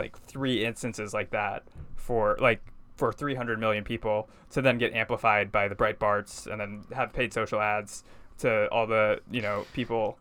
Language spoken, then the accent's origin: English; Texas, United States; now in New York City, United States; growing up in Texas